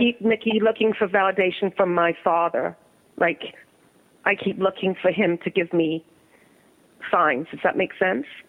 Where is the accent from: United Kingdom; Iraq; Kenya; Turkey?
United Kingdom; Norwich, East of England; now in Canada; I actually do come from England myself, but I'm not living there. I'm living in Canada now, but uh, I come from Norwich